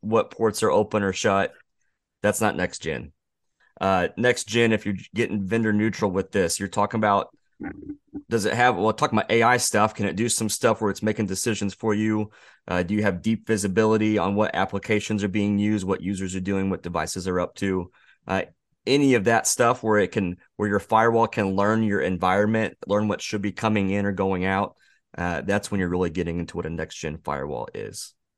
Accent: Missouri, United States; we're from Missouri, Josh, I, and Eric

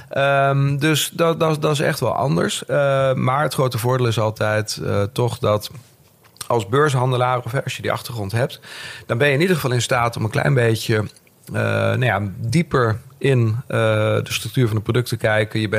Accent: Overijssel, Netherlands; Ehm, ik ben eh, geboren en getogen in Twente. Echte tukker, hoor je tegenwoordig niet meer. Maar mijn moeder was logopediste, dus dat verklaart een hoop.

